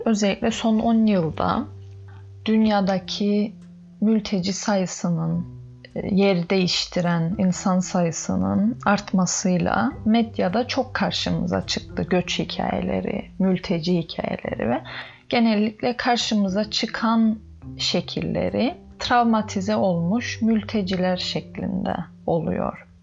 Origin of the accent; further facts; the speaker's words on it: Northern Cyprus, Cyprus; Ben Kıbrıs'ın kuzeyinde doğup büyüdüm